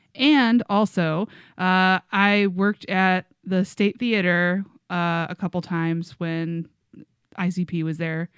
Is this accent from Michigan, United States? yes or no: yes; Westland, Michigan, United States; I grew up in Westland, Michigan, so Detroit, you know, lots of people around Detroit, very into …, lots of juggalos at my school.